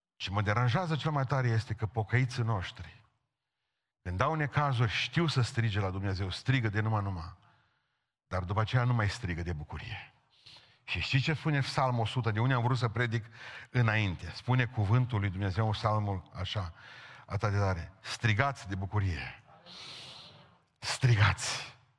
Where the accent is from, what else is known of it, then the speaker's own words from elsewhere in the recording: Romania; am simțit că sunt român